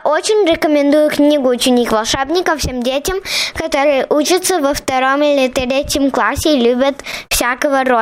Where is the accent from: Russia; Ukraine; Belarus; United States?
United States; New York; мне 7 лет. Я родилась и живу в Нью-Йорке. Я очень люблю читать книги на русском языке.